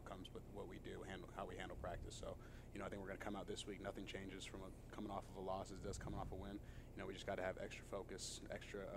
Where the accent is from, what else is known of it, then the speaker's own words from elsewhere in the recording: San Diego, California, United States; moved away as an adult; now in New York, United States; I'm from San Diego, California, born and raised, spent my whole life there.